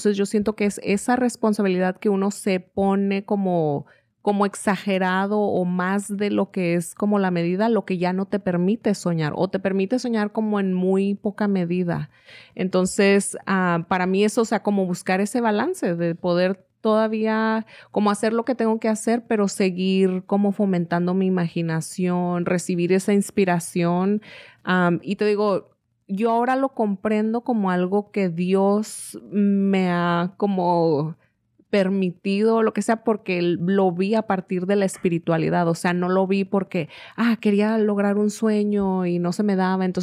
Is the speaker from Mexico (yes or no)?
yes; Mexico; porque le han enseñado a uno a ver la vida de cierta forma, o sea, como mexicano, y a veces siente uno que si no es así, le estás faltando el respeto a tu patria o no eres tan mexicano como fulanito